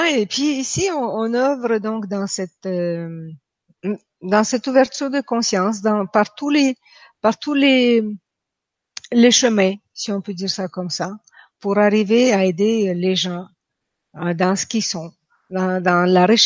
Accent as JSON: {"language": "French", "town": "Quebec City", "region": "Quebec", "country": "Canada", "lives_now": "France", "said": "Je viens de Québec. Je vis en France, mais j'ai habité 20 ans au Québec. Vous allez entendre un petit accent euh, russe de temps en temps."}